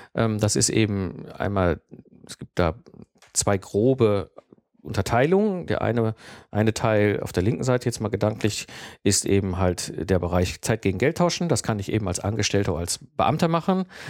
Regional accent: Herdecke, North Rhine-Westphalia, Germany; 1974 geboren worden und aufgewachsen in Herdecke. Das ist ein kleiner Ort direkt in der Nähe von Dortmund.

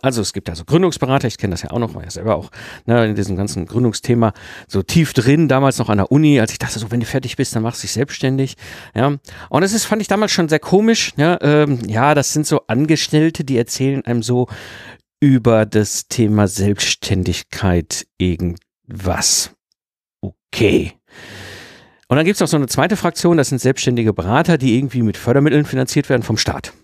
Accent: Ruhr area, North Rhine-Westphalia, Germany; ich bin ja im Ruppert geboren und groß geworden, also so schön zwischen Kohle und Stahl

